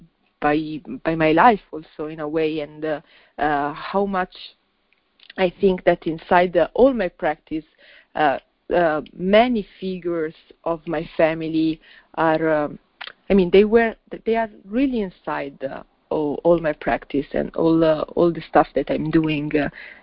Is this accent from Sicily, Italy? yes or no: no; Milan, Lombardy, Italy; I was born and raised in Milan, but I mean, you know, my family is from another country